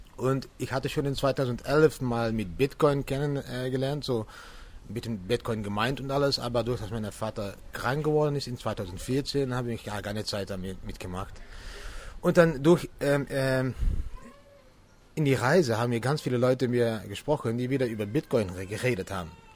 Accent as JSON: {"language": "German", "town": "Venlo", "region": "Limburg", "country": "Netherlands", "second_language": "German", "said": "ich komme aus, aus Holland. So, ich liebe an die Grenze von Deutschland. So, das ist wieso ich ein bisschen Deutsch spreche. Die Stadt heißt Venlo."}